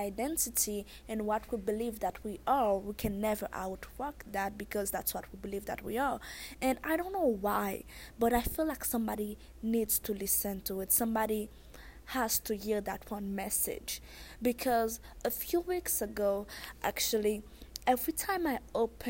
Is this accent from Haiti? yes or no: yes; Haiti; accent: thick accent; I'm Haitian